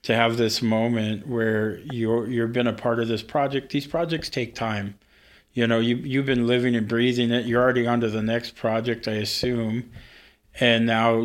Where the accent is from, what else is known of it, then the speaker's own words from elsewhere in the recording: Prince of Wales Island, Alaska, United States; also born or lived in Ketchikan, Alaska; I was born in Ketchikan, grew up on Prince of Wales